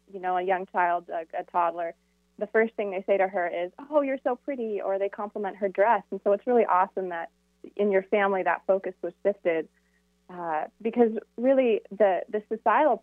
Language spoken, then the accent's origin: English; Camano Island, Washington, United States; moved away; also born or lived in Phoenix, Arizona; I grew up on Camino Island